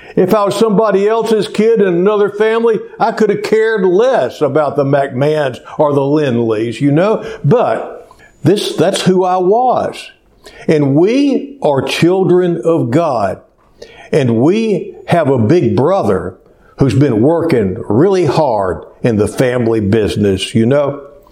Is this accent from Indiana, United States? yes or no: no; Cleveland, Texas, United States; when I was growing up in Cleveland, Texas, there was about 5,600 people when I was a kid.